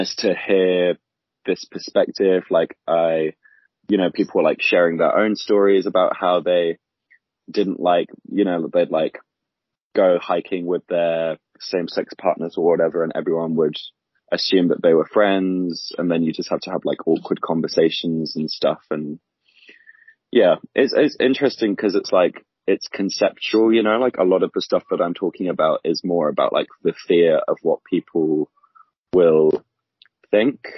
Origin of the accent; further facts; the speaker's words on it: United Kingdom; moved away as an adult; now in New Zealand; I'm like a British backpacker who's here during COVID times.